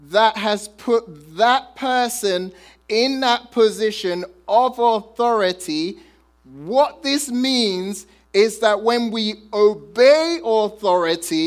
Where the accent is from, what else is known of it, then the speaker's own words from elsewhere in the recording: United Kingdom; I'm British